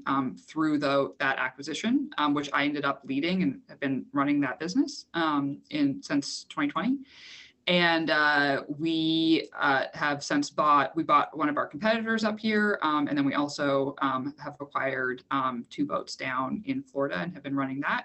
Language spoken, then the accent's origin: English; Canada; I am Canadian